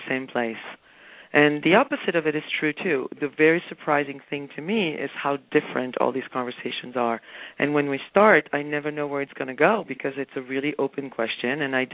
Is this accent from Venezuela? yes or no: no; France; moved away; also born or lived in Spain; I happened to have been raised in France, and as you mentioned, and I was raised in Spain